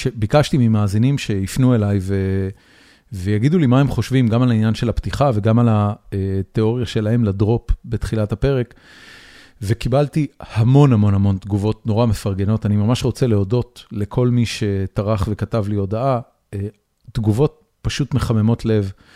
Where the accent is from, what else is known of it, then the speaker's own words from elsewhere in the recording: Haifa, Haifa District, Israel; moved away as an adult; now in Austin, United States; הבית שגדלתי בו בחיפה